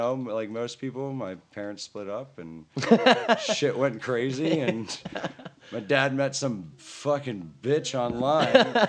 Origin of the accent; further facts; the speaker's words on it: Sterling, Virginia, United States; also born or lived in Leesburg, Virginia; I grew up, or I was born in Leesburg, Virginia, and grew up outside